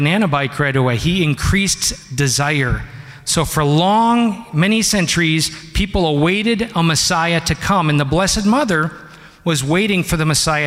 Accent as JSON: {"language": "English", "region": "Wisconsin", "country": "United States", "tie": "born or raised there", "said": "we grew up in Wisconsin, because I'm one of six boys"}